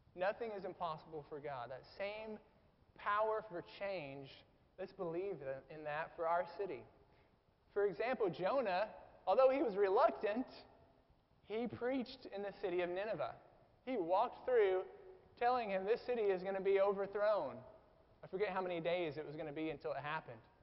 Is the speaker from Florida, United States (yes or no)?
no; Southern Illinois, United States; moved away as an adult; now in Jackson, United States; I thought I was from the South, uh, Southern Illinois. We were, you know, we talked like y'all